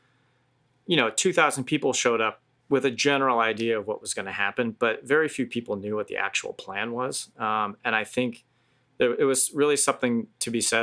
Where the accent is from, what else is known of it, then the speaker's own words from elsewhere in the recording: East Coast, United States; now in West Coast, United States; I grew up on the East Coast. I live on the West Coast